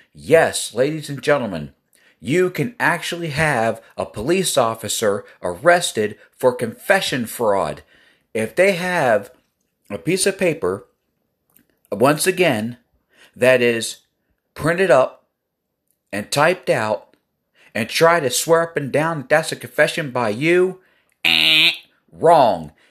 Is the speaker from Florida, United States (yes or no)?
no; Elkton, Maryland, United States; I'm from Elkton, Maryland.